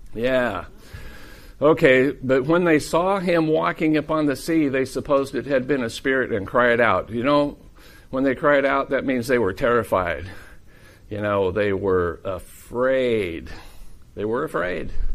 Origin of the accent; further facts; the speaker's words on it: Iowa, United States; I'm from Iowa